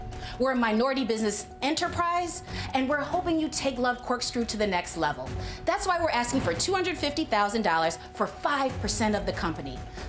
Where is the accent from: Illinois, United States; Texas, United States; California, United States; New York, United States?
Illinois, United States; Chicago; I'm from Chicago